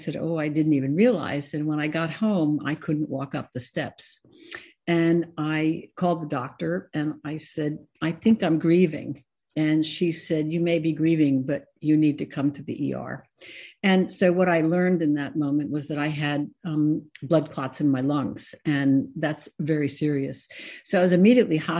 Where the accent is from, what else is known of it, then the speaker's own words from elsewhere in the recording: Scarsdale, New York, United States; moved away as an adult; also born or lived in Ohio; I was born in New York, and I lived in Scarsdale, New York for most of my life